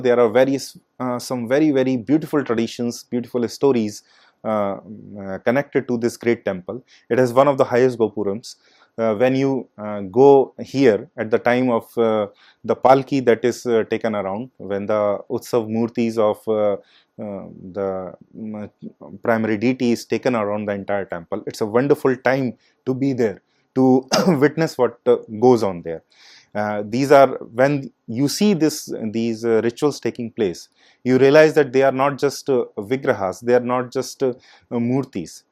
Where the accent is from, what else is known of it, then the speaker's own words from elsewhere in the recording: Morena, Madhya Pradesh, India; my hometown, uh, uh, in Murena.